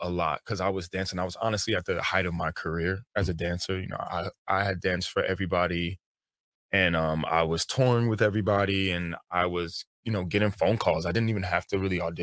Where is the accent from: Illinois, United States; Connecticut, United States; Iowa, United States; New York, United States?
New York, United States; I'm from New York